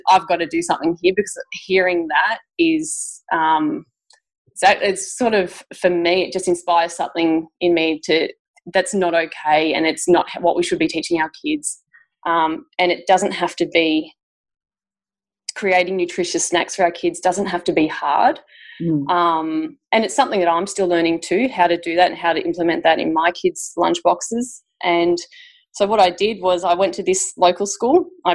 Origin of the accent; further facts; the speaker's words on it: Victoria, Australia; I'm from Victoria, so the Victoria curriculum